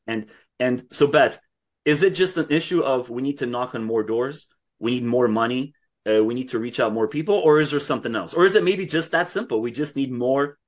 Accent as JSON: {"language": "English", "country": "Canada", "said": "I'm speaking as a Canadian"}